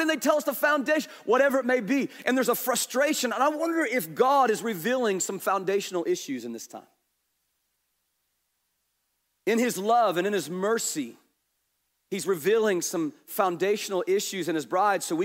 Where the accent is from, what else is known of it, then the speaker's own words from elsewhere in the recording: Kansas, United States; we're from Kansas.